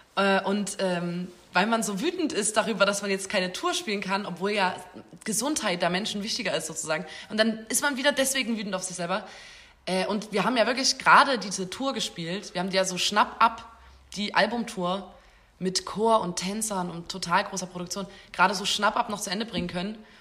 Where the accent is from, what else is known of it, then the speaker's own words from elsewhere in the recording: Chemnitz, Saxony, Germany; sind Chemnitzer, Chemnitzerinnen. Schon immer